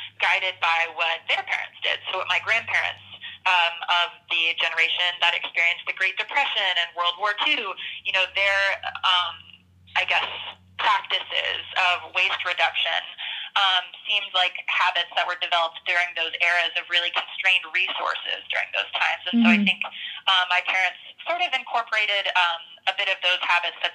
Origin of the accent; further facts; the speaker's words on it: the South, United States; I grew up in the South in a rural town, playing outside a lot in the woods.